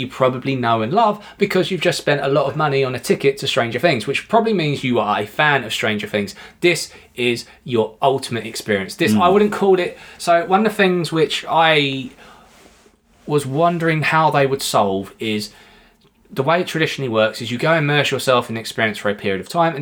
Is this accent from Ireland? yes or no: no; United Kingdom; we're British